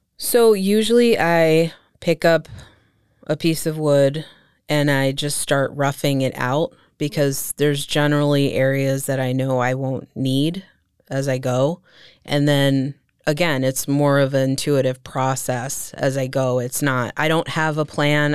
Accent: Allentown, Pennsylvania, United States; was born and raised in Allentown.

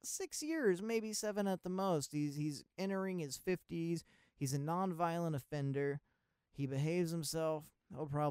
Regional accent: Maryland, United States; I'm from Maryland.

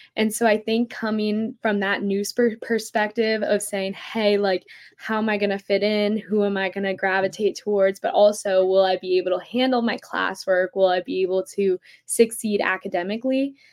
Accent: Philadelphia, Pennsylvania, United States; I'm from Philadelphia, Pennsylvania.

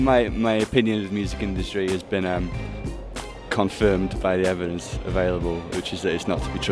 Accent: Sheffield, Yorkshire and the Humber, United Kingdom; I'm from a band called … I'm from Sheffield in the UK.

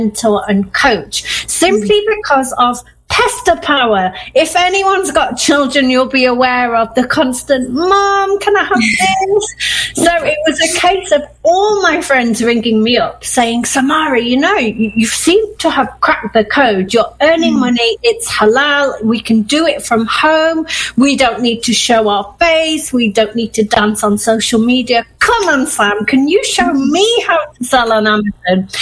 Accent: Manchester, North West England, United Kingdom; moved away; also born or lived in Yorkshire; I grew up in Manchester as an avid Manchester United fan

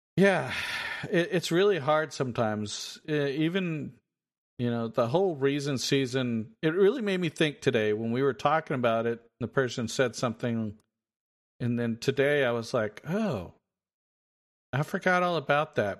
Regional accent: Texas, United States; we're from Texas

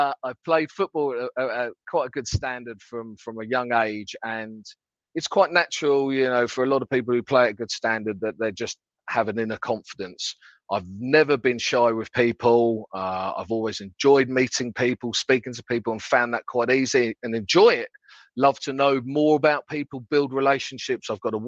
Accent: Paris, Île-de-France, France; born there; That's French because I was born in Paris.

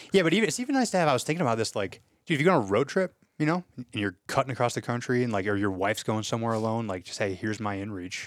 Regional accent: Louisiana, United States; I come from Louisiana

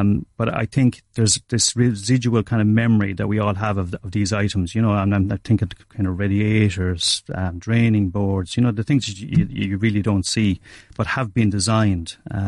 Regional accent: Castlecomer, Leinster, Ireland; I'm originally from North Kilkenny, Muireann, Castlecomer.

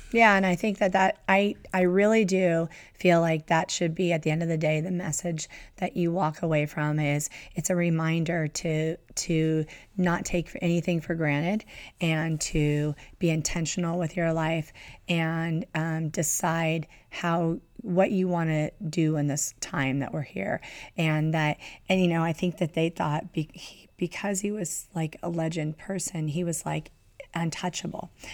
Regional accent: Southern California, United States; growing up in Southern California

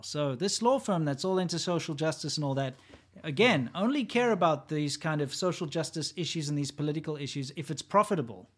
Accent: South Africa; born or raised there

